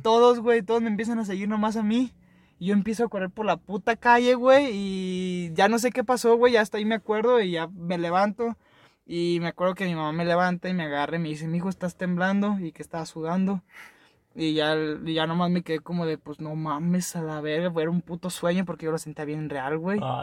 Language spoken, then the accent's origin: Spanish; Nayarit, Mexico; moved away; Yo no soy de aquí, yo soy de Nayarit, en un rancho